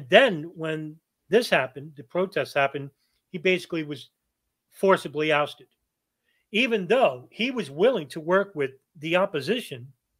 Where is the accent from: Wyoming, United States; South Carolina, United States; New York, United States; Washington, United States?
New York, United States; based in New York, of all places, my home state